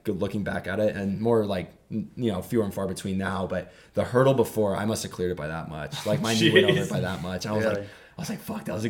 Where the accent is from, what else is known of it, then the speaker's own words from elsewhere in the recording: California, United States; I'm from California